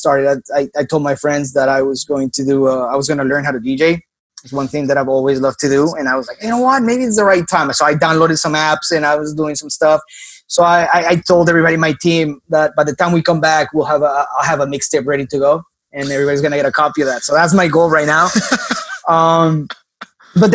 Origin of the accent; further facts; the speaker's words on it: Miami, Florida, United States; Maybe it's because I'm from Miami and grew up in Miami.